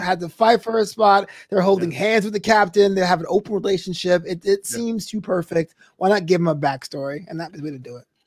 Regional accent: United States; I'm an American

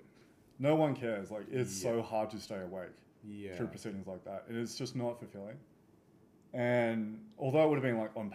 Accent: the country between Kapiti and Arcadia, New South Wales, Australia; I grew up out in the country, so between Kapiti and Arcadia

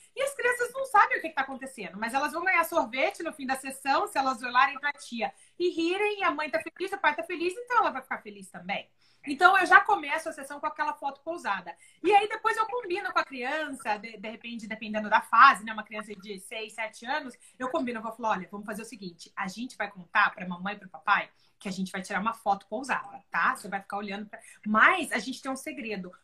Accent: Brazil; moved away as an adult; also born or lived in Oklahoma, United States; now in Houston, United States; aqui eu não sou americana, eu sou brasileira

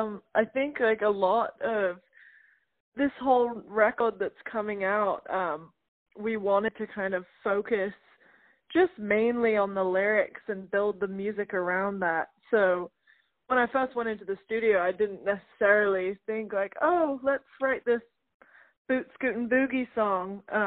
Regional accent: South West England, United Kingdom; now in Nashville, United States; But I grew up in Gloucestershire, England, which is probably the word that you can't pronounce.

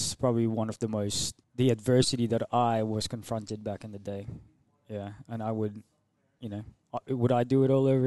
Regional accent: Philippines; English is a second language; moved away as an adult; now in Australia; I'm Filipino

